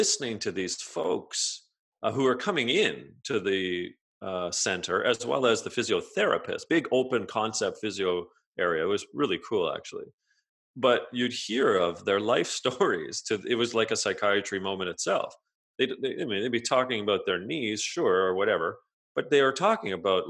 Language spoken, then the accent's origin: English; outside of Toronto, Ontario, Canada; I grew up outside of Toronto in Ontario